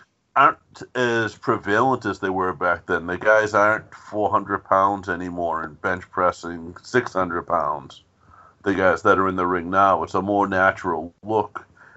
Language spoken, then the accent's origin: English; Boston, Massachusetts, United States; Me and Joe grew up in a town. We grew up in South Boston, Massachusetts